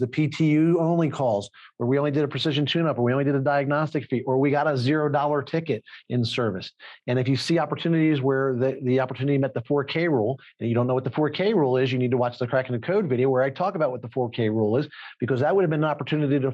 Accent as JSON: {"language": "English", "town": "Philadelphia", "region": "Pennsylvania", "country": "United States", "said": "I'm from Philadelphia"}